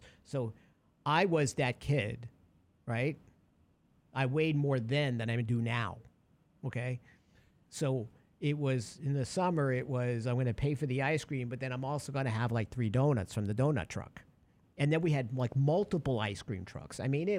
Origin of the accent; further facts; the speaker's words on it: Brooklyn, New York, United States; So when I was growing up in Brooklyn, there was in the apartment building